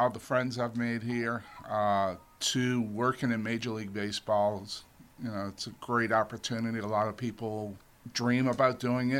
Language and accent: English; the South, United States; moved away; I'm from the South.